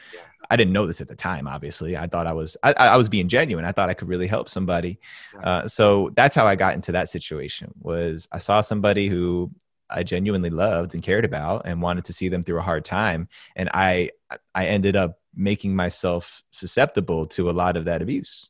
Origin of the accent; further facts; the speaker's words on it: New Jersey, United States; I'm actually from New Jersey. I grew up about seven miles as the crow flies from downtown Manhattan.